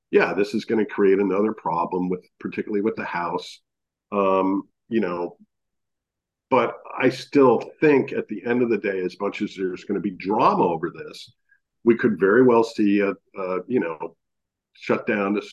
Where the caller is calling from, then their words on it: Maine, United States; I'm calling in from Maine right now